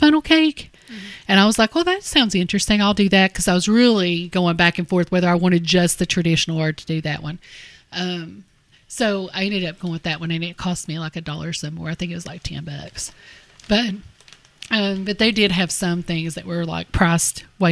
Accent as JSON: {"language": "English", "area": "Harlan", "region": "Kentucky", "country": "United States"}